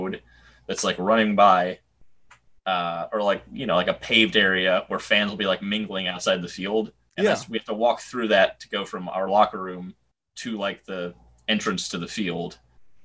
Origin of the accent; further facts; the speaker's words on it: New York City, New York, United States; I'm from New York City